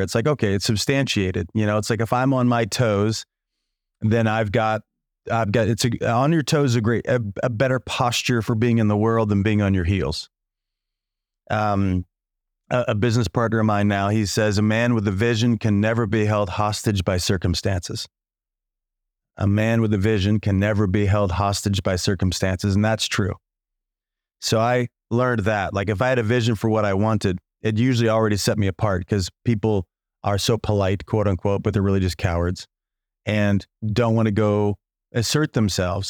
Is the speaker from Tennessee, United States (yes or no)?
no; Illinois, United States; moved away as an adult; also born or lived in Chicago / Los Angeles; I was from the no, middle of nowhere in Illinois. Small town, eight thousand people in my hometown